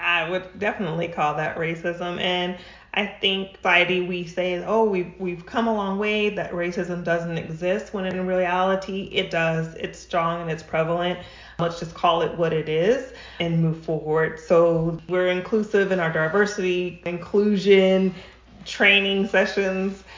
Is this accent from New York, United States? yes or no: no; New Mexico, United States; now in Rancho Cucamonga, United States; I'm originally from New Mexico. I'm not a California native